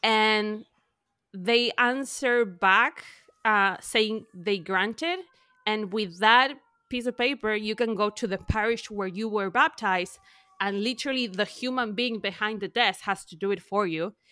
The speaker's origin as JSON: {"language": "English", "country": "Argentina", "tie": "born or raised there", "second_language": "English", "moved": "as an adult", "lives_now": "United States", "said": "I'm from Argentina. I lived in Argentina till I was, like, thirty-one"}